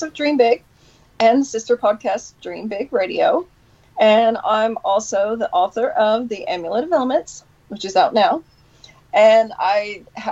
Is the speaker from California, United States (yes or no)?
no; Detroit, Michigan, United States; moved away; also born or lived in Knoxville; originally Detroit, Michigan, Knoxville